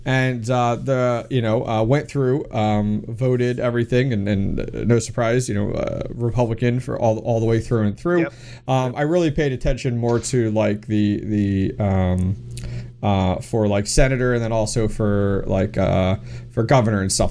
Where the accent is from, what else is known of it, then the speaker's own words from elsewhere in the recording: Pennsylvania, United States; I'm from Pennsylvania